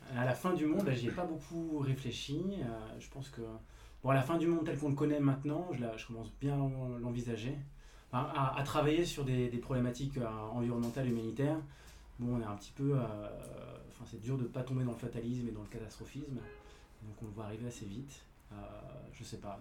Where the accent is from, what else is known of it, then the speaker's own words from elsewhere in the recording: Rennes, Brittany, France; je suis citadin, je ne suis, pas, je suis pas parisien non plus, je suis rennais